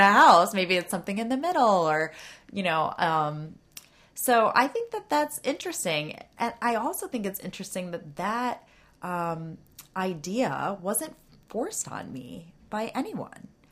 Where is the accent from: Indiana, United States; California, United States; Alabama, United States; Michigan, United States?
Michigan, United States; Ann Arbor; now in Washington, D.C., United States; when I was in Michigan, uh, I'm from Ann Arbor